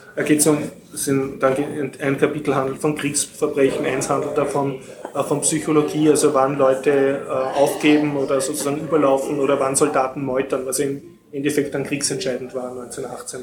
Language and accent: German; Austria; mir als Österreicher